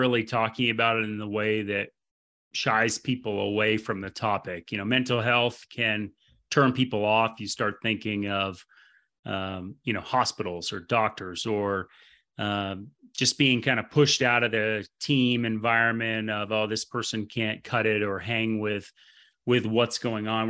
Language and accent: English; Vermont, United States; moved away; I'm obviously from Vermont